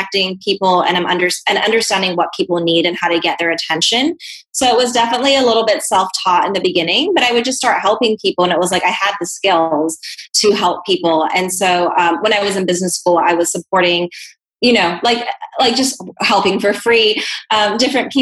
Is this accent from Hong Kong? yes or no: yes; Hong Kong; moved away; also born or lived in New Zealand / Bahamas / Canada; Yeah, so I grew up in Hong Kong, and I have a New Zealand passport.